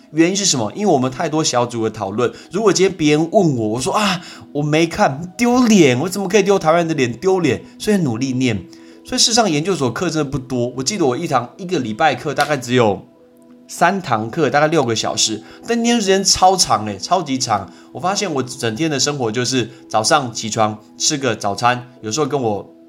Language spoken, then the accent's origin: Chinese; Taiwan; 只有我是台湾人